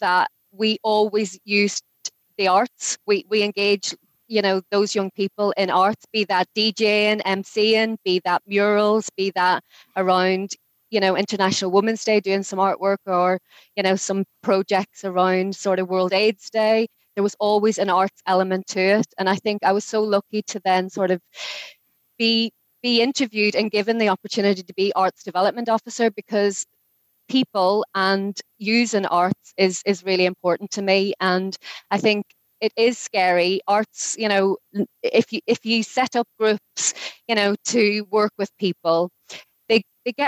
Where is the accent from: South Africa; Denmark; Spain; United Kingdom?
United Kingdom; Derry, Northern Ireland; moved away as an adult; now in Newcastle upon Tyne, United Kingdom; I grew up in Derry